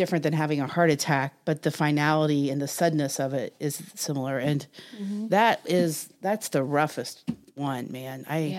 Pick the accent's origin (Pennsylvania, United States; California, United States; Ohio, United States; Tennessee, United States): Ohio, United States; Eric had, it's funny, I grew up in Southern Ohio in the 70s, and we definitely had depression and mental health issues in our family